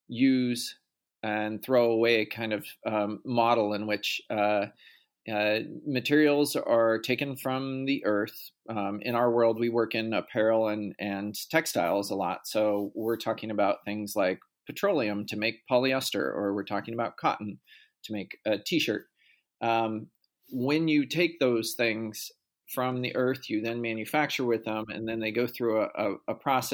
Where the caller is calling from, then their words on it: Portland, Oregon, United States; I am calling in from Portland, Oregon.